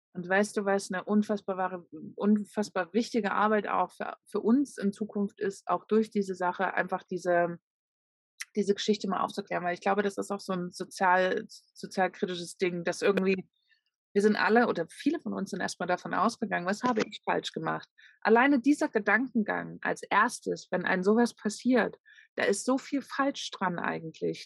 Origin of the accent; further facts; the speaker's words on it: Leipzig, Saxony, Germany; von meiner Heimatstadt